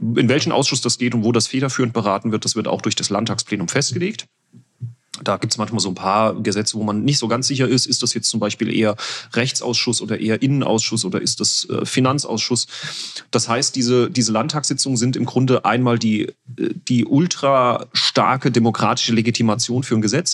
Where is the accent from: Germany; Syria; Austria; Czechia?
Germany; Winterbach, Rhineland-Palatinate; Wir hatten unsere eigene Kirmes in unserem Heimatort, in meiner Heimatgemeinde Winterbach.